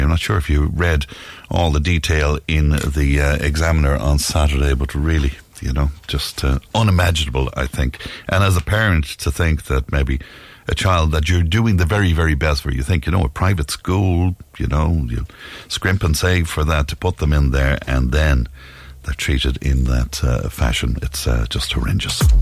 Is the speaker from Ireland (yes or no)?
yes; Cashel, Munster, Ireland; moved away; I'm from Cashel originally